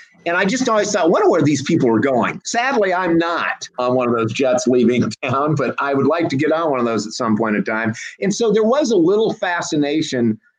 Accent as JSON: {"language": "English", "town": "Washington", "region": "Iowa", "country": "United States", "tie": "born or raised there", "moved": "yes", "said": "Born and raised in Washington, Iowa. It's 30 miles south Iowa City, University of Iowa."}